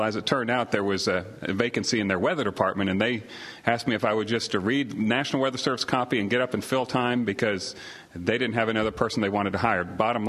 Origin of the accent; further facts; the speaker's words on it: Midwest, United States; also born or lived in Oklahoma / Germany / Salina, Kansas / Montana; now in Knoxville, United States; I come from the Midwest. I was an Army brat, youngest of six kids. My father was in the Army, and I was born in Oklahoma, and we quickly moved to Germany and then spent some time in Salina, Kansas